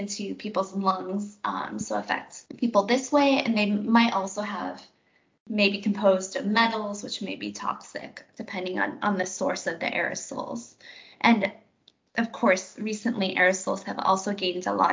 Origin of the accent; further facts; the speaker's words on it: Seattle, Washington, United States; moved away as an adult; also born or lived in Philadelphia; I'm mostly from Seattle, which is a huge aerospace